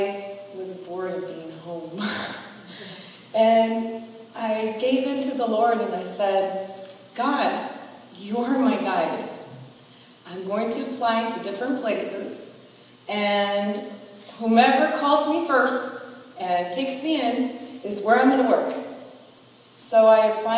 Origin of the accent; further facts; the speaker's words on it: United States; I have an older brother and a younger sister, and we were all born here